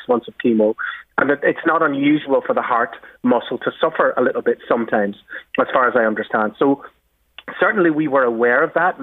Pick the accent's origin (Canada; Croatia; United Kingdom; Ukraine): United Kingdom; Belfast, Northern Ireland; when I was a little kid growing up on the Falls Road in West Belfast, where I grew up